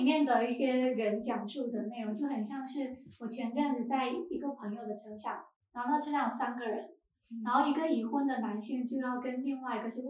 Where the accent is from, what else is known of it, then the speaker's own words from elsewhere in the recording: Xiamen, Fujian, China; 我可能我不是漳州人，我也跟城关好像离得有有点远。然后我是一个厦门人，但是我是在我是在岛外，我小时候在岛外，然后后面再到岛内的